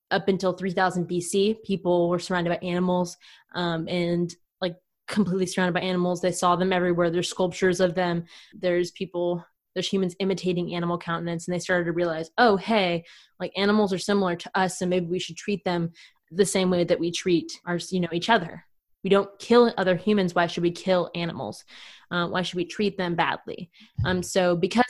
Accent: United States

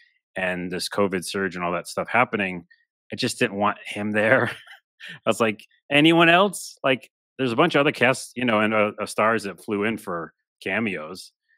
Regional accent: New York, United States; It's almost like I'm originally from New York. And we just hate our Knicks.

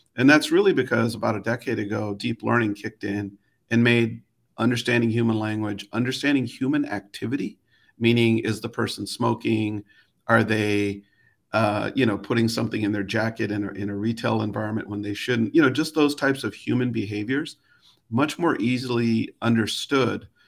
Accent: Chicago, Illinois, United States; I grew up in Chicago

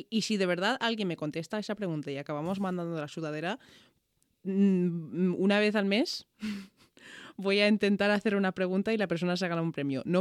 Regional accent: Ireland; Spanish is a second language; Joder, soy demasiado irlandesa a veces.

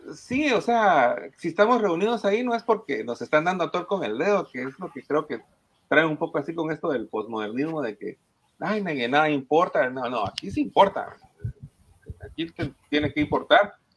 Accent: Guatemala; nosotros venimos de Guatemala

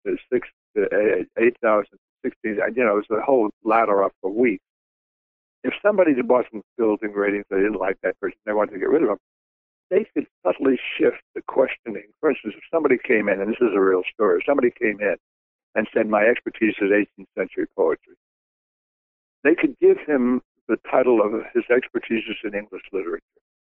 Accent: New York City, New York, United States; moved away as an adult; I was born in Bensonhurst, Brooklyn, New York, and I was a Brooklyn kid

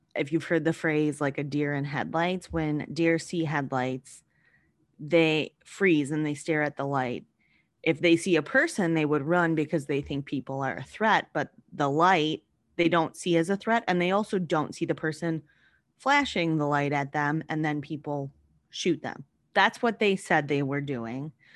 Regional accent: Wisconsin, United States; I'm from Wisconsin

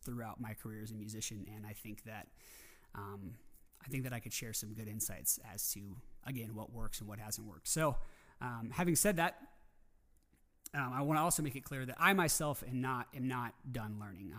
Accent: Coeur d'Alene, Idaho, United States; my hometown in Coeur d'Alene, Idaho

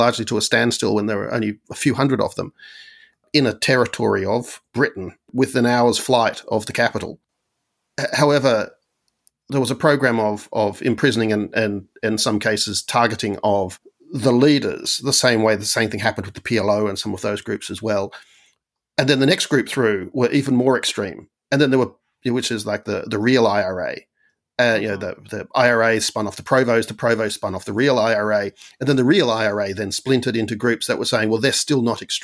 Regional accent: Australia; when I was growing up in Australia

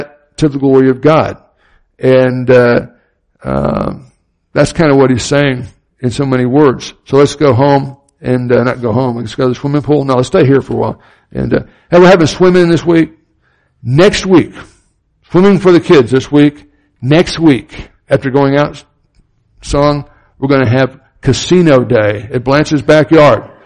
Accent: Miami, Florida, United States; I grew up in Miami, Florida, had hurricanes fairly often

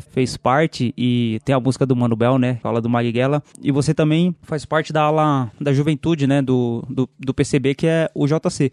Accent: São Paulo, Brazil; eu sou em Guaianazes

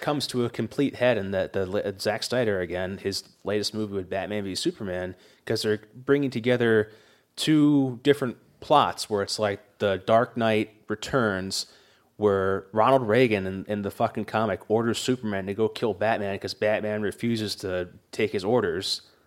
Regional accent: England, United Kingdom; moved away; Grant and I grew up in England

